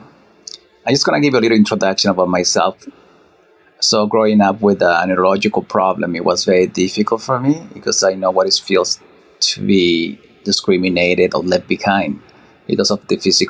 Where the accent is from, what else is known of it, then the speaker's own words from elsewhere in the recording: Mexico; moved away; Mexico, my hometown